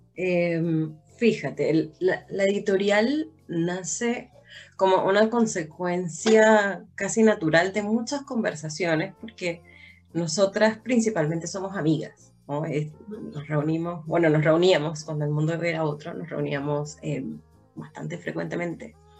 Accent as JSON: {"language": "Spanish", "country": "Venezuela", "moved": "yes", "lives_now": "Chile", "said": "nosotras siendo venezolanas"}